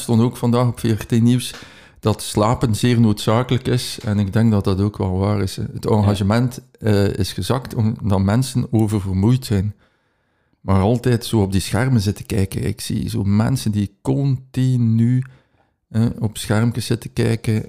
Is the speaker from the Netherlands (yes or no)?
no; Ghent, Flanders, Belgium; uit Gent